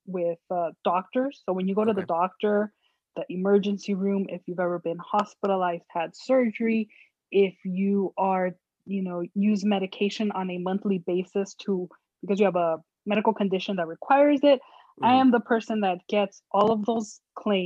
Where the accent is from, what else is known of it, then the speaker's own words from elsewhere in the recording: Los Angeles, California, United States; born and raised in Los Angeles, been here all my life